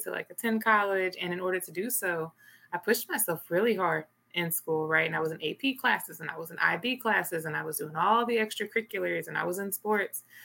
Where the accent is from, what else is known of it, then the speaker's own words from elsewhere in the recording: Little Rock, Arkansas, United States; moved away; I'm originally from Little Rock, Arkansas